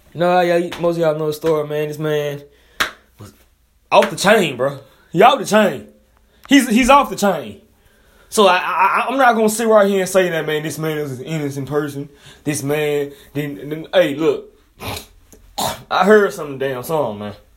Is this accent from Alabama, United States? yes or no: yes; Montgomery, Alabama, United States; I'm from Montgomery, Alabama